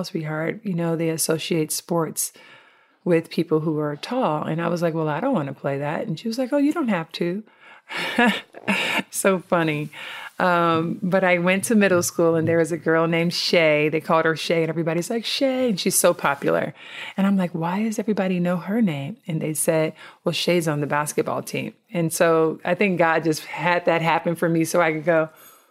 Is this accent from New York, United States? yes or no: no; Compton, California, United States; I grew up in Compton, California, which is the inner city of Southern California